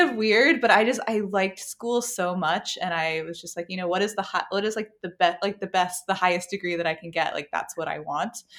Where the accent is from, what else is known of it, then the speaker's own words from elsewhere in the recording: Apex, North Carolina, United States; I grew up in Apex